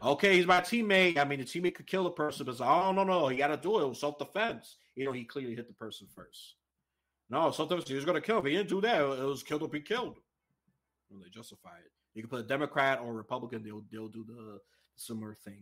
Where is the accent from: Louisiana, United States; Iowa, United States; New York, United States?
New York, United States; New York City; I was raised in New York City.